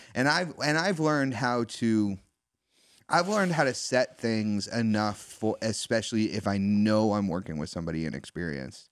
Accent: East Coast, United States; growing up on the East Coast

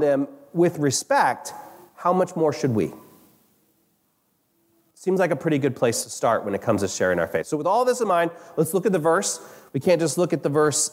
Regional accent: United States; as American Christians

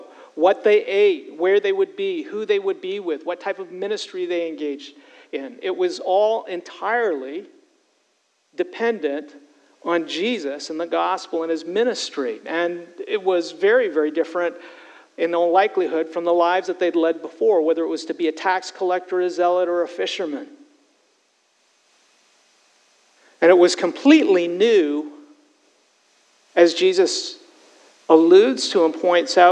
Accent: Canada; moved away as an adult; now in United States; my transition from being a Canadian to becoming an American. And when I first immigrated and moved from Canada and took a job here in the States

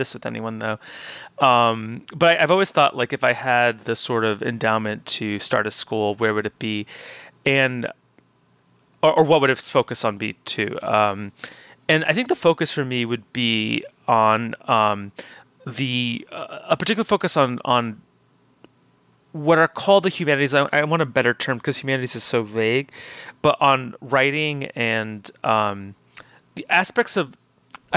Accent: Newark, New Jersey, United States; I actually grew up in the old Italian area of Newark

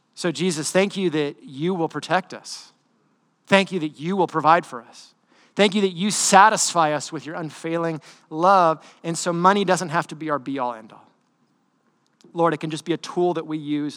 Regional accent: United States

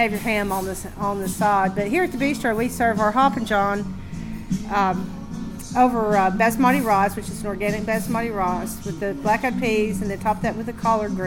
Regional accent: East Tennessee, United States; I grew up in East Tennessee

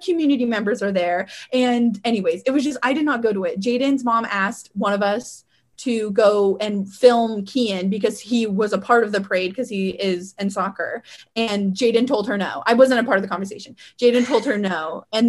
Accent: Weiser, Idaho, United States; growing up in Weezer, there's like no crime there.

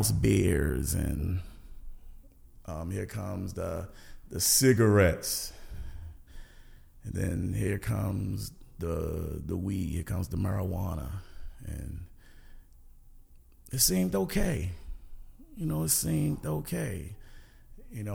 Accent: Baltimore, Maryland, United States; I grew up in Northwest Baltimore, Garrison Avenue

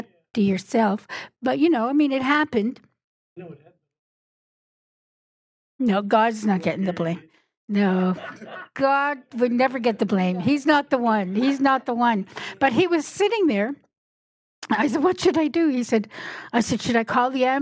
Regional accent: Newfoundland and Labrador, Canada; I'm from Newfoundland

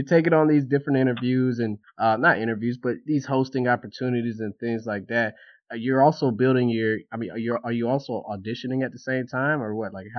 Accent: East Coast, United States; also born or lived in California; I'm from the East Coast, and I'll tell you, even though I was born in California, but I only spent like a year out there, and I don't remember because I was 1 year old. But I'm from the East Coast

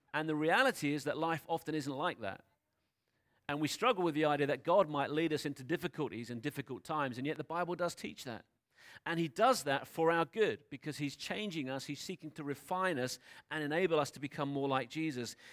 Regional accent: United Kingdom; I know that we're British. I know that most of us grew up in the U K

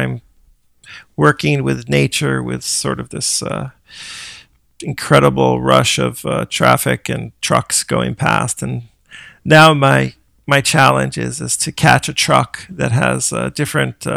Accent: South Fallsburg, New York, United States; born or raised there; also born or lived in Middletown, New York / Brooklyn, New York; now in Suffern, United States

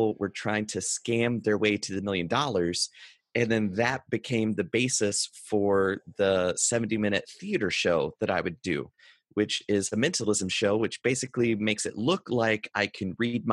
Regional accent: North Carolina, United States; I grew up in North Carolina on a dirt road in a single wide

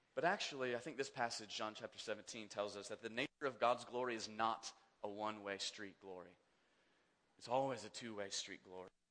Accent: Kansas, United States; I grew up in Kansas

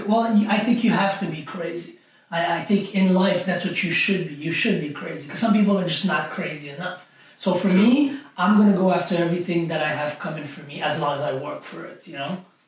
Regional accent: Montreal, Quebec, Canada; I grew up in an area uh, that was pretty rough growing up in Montreal

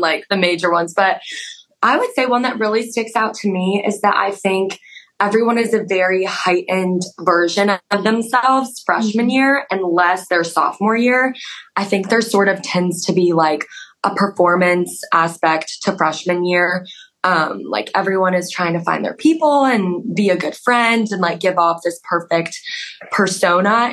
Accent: Denver, Colorado, United States; accent: Colorado; moved away as an adult; I'm from Denver, Colorado. So a little bit far away. Everyone says I say Colorado weird, like with the Colorado accent

